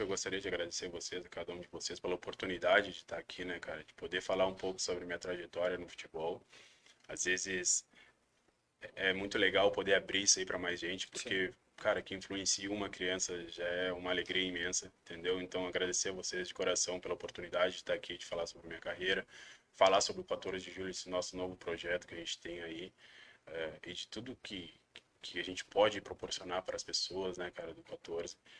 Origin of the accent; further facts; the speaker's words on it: Brazil; moved away as an adult; also born or lived in Uruguay / Malta / Oman; now in Japan; Nós somos estrangeiros, somos brasileiros